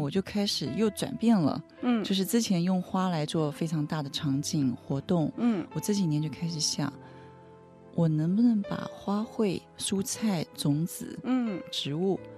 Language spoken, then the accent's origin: Chinese; Taiwan; 我来自台湾